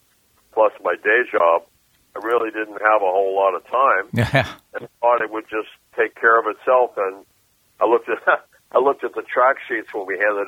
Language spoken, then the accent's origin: English; Mexico City, Mexico; moved away; also born or lived in Boston; I grew up in Mexico City, so I was listening to a lot of guitar players